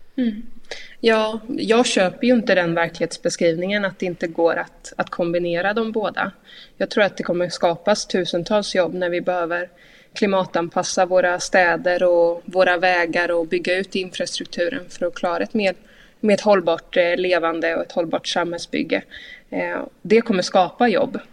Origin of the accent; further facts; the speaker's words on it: Linköping, Östergötland, Sweden; hemma i Linköping